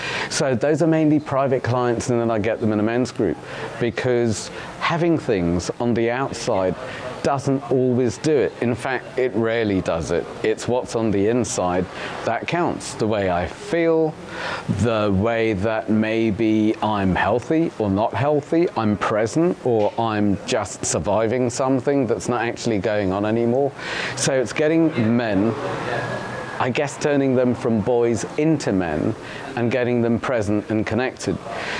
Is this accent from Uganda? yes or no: yes; Uganda; now in United Kingdom; I'm a refugee from Uganda, and then we were smuggled out. We were on the death list to the UK.